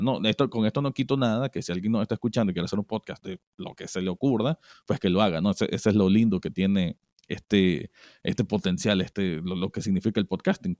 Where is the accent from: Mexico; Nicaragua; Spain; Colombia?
Nicaragua; como nicaragüense